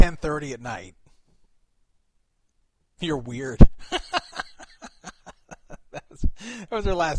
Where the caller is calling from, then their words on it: Nevada, United States; I'm actually calling from a secret location on the top of Mount Charleston near Las Vegas.